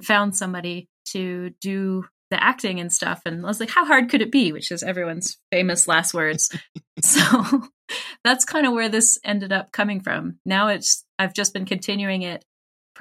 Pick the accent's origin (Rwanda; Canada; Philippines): Canada; I am a Canadian individual who works in healthcare